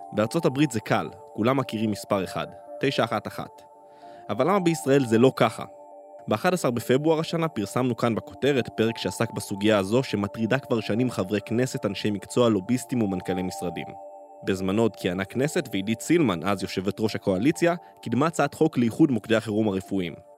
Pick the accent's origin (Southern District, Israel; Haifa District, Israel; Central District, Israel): Southern District, Israel; Nahal Oz; בקיבוץ נחל עוז, בו נולדתי וגדלתי